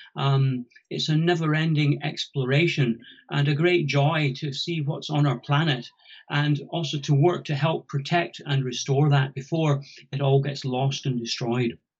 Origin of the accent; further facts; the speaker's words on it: about 100 miles south of Findhorn, Scotland, United Kingdom; moved away as an adult; I'm Scottish and grew up about 100 miles south of Findhorn